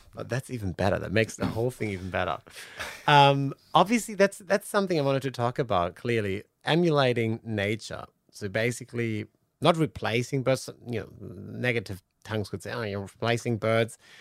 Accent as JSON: {"language": "English", "country": "Germany", "moved": "yes", "lives_now": "Australia", "said": "I'm originally from Germany, married an Australian, um, and then eventually ended up here"}